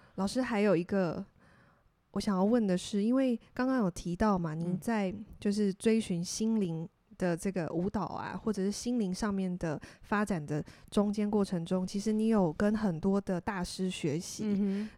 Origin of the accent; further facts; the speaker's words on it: Tainan, Taiwan; 我的家乡，台南，我们的古都